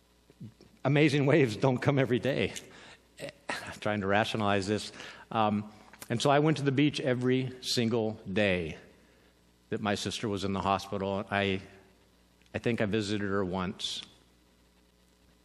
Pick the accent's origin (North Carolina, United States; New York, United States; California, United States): California, United States; I'm from California